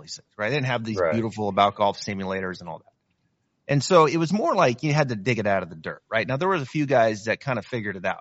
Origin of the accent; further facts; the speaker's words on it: Northwest, Pacific Northwest, United States; I'm from Northwest. I'm a I'm a Seattle diehard